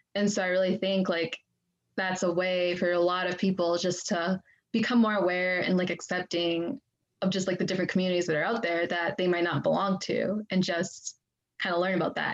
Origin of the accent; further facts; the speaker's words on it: Gladstone, United States; also born or lived in Xinyu, Jiangxi, China; I grew up in Gladstone like my whole life